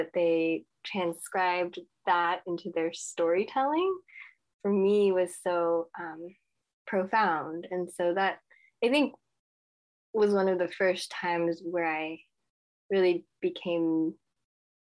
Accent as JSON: {"language": "English", "town": "Los Angeles", "region": "California", "country": "United States", "tie": "born or raised there", "said": "I was born and raised in Los Angeles"}